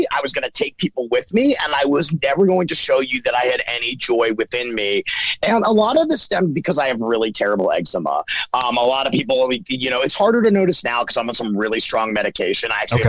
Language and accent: English; Baltimore, Maryland, United States; born or raised there